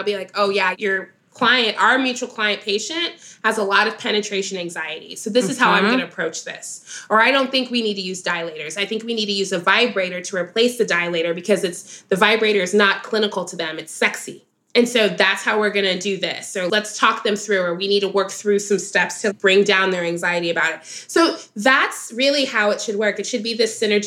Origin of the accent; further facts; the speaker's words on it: Dallas, Texas, United States; growing up in Dallas, Texas